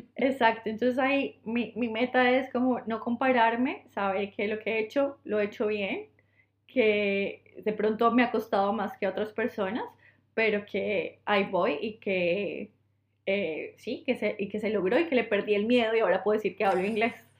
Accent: Colombia; moved away; soy de Colombia

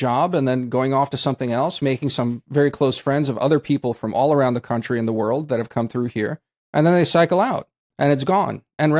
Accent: Zadar, Zadar County, Croatia; but you know, I also like my hometown of Zadar, where you know, they have a home.

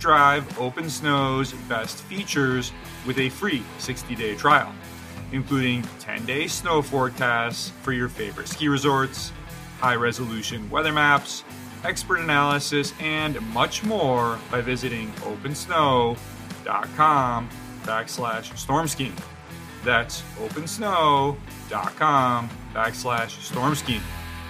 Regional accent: New York, United States; always fired up to talk skiing in my home state of New York.

